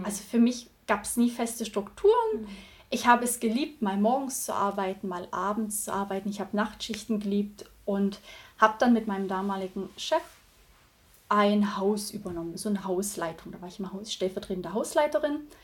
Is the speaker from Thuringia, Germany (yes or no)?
yes; Thuringia, Germany; Also ich bin in einem 180 Seelenort aufgewachsen in Thüringen